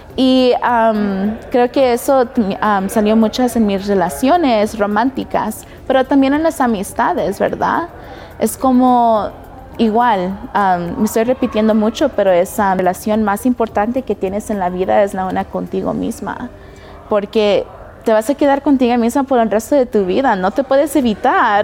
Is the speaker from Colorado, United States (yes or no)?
yes; Denver, Colorado, United States; also born or lived in Los Angeles, California / Nebraska; cuando tenía como mis 12 años nos mudamos acá en Denver. Y tengo 28 años, siento que me crié aquí.